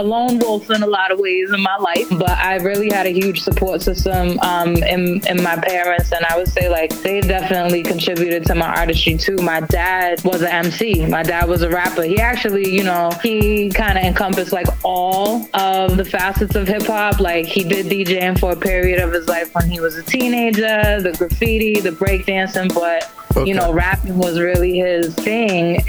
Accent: Taunton, Massachusetts, United States; also born or lived in Brockton, Massachusetts / New York; I am from South Shore, Mass. I'm kind of like Tale of Two Cities. My family is predominantly from Brockton, and they moved to Taunton.

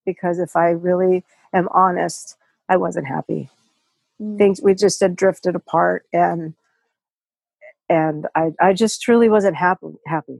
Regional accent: Solvang, California, United States; moved away as an adult; I'm from Solvang, California, born and reared there

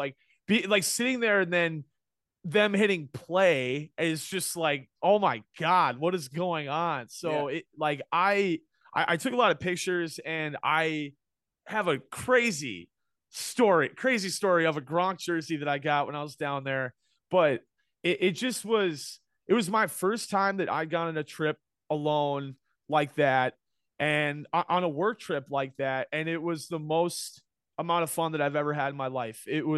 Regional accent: Minneapolis, Minnesota, United States; In Cub Scouts growing up in Minneapolis, we had a bit where you'd go to the Twins game.

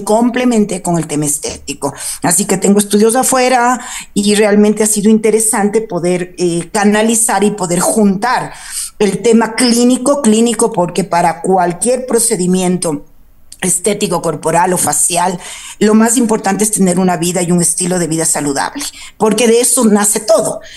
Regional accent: Quito, Pichincha, Ecuador; yo nací aquí en Quito, soy hija de padre cuencano, de madre eh, río bambeña

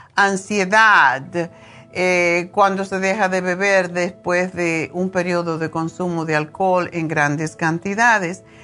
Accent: Cuba; moved away; also born or lived in Spain; desde que me fui de Cuba

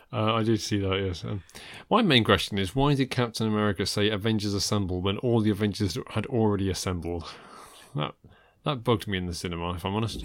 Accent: United Kingdom; I'm British

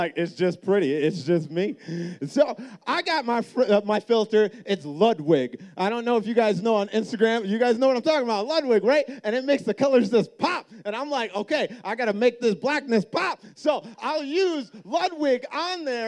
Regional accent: Minnesota, United States; I grew up in Minnesota

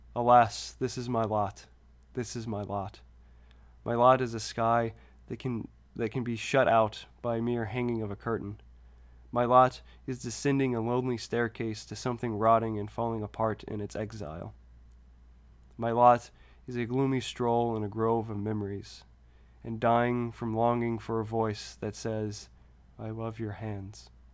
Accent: near Baton Rouge, Louisiana, United States; close to my hometown

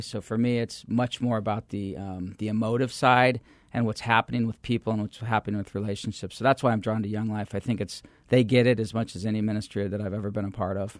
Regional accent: Phoenix, Arizona, United States; I'm a third generation Phoenician, so there's not a lot of us

